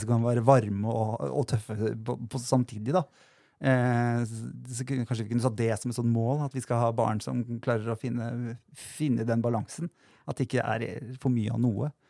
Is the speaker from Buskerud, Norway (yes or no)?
yes; Drammen, Buskerud, Norway; moved away; also born or lived in Lier; der jeg kommer fra. eller Jeg er veldig glad i Drammen og Lier